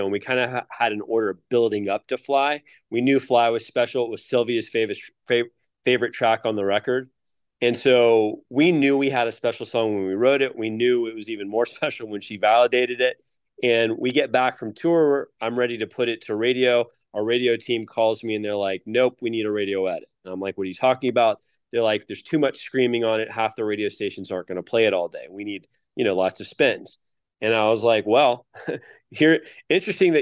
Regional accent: Atlanta, Georgia, United States; we're all originally from Atlanta

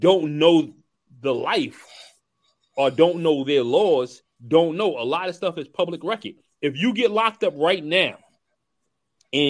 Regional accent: New York City, New York, United States; also born or lived in South Jamaica, Queens; I grew up, I'm originally from East New York, Brooklyn. You know, I grew up in Cypress Project.

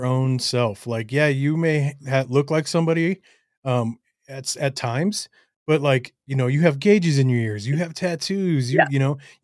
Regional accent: Colorado, United States; also born or lived in Los Angeles; I'm from Colorado

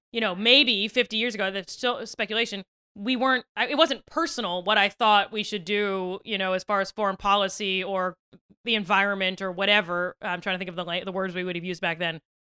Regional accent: Western Maryland, United States; I'm from Western Maryland, which is of, like, eh, I'm from a very conservative county in a blue state

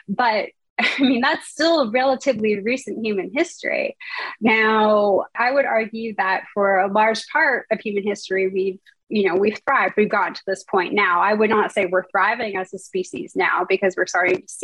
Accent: Toronto, Ontario, Canada; moved away as an adult; now in California, United States; I hail from Toronto, Canada

